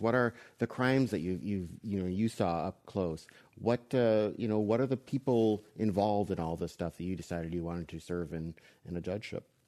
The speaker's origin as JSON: {"language": "English", "region": "Wisconsin", "country": "United States", "tie": "born or raised there", "moved": "yes", "said": "my home state where I grew up was Wisconsin"}